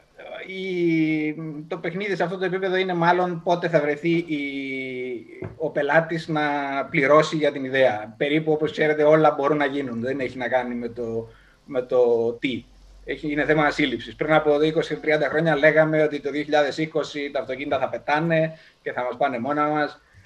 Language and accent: Greek; Larissa, Thessaly, Greece; moved away as an adult; Ξεκίνησα λοιπόν από τη Λάρισα πριν από περίπου 36 χρόνια.